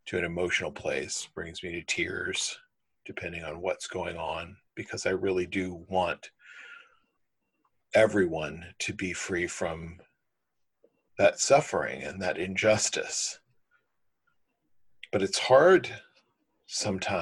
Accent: Kansas City, Missouri, United States; I was born in the middle of rioting in Kansas City

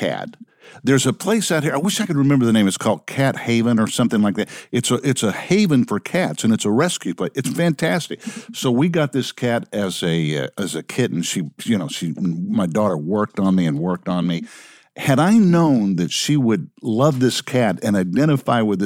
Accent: Dallas, Texas, United States; also born or lived in New York City; now in Los Angeles, United States; I grew up in the Dallas-Fort Worth area.

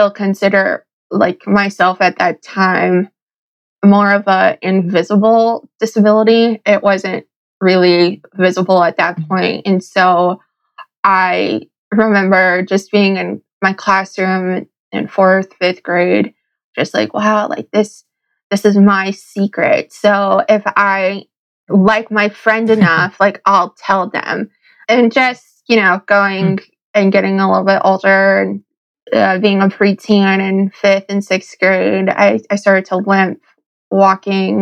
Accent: Connecticut, United States; I'm from Connecticut

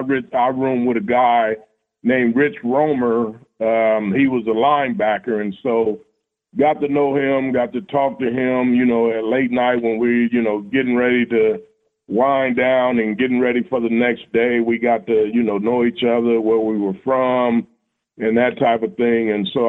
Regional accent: California, United States; moved away as an adult; now in Cincinnati, United States; I'm originally from California, and the cost of living back there was outrageous.

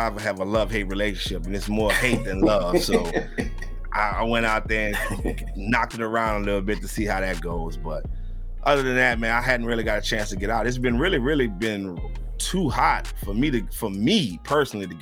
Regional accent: Louisiana, United States; I'm originally from Louisiana

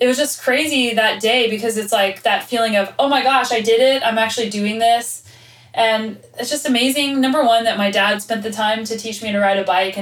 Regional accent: Albuquerque, New Mexico, United States; I was born and raised in Albuquerque, New Mexico.

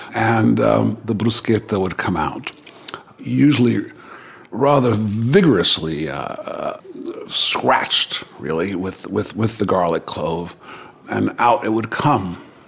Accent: Rome, Lazio, Italy; born there; I was born in Rome. My father was making a film called The Bible.

